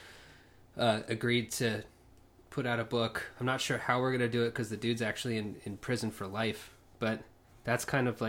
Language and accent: English; Lawton, Oklahoma, United States; growing up in Lawton